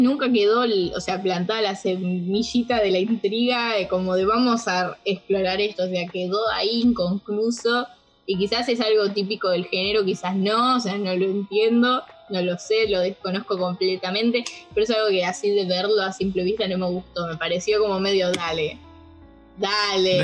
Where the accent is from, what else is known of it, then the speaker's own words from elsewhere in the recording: Buenos Aires, Argentina; soy de Argentina, como bien dijo nuestro compañero Javi, soy de Argentina, de Buenos Aires